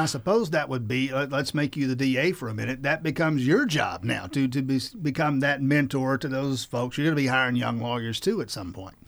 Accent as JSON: {"language": "English", "region": "South Georgia", "country": "United States", "said": "I'm from South Georgia"}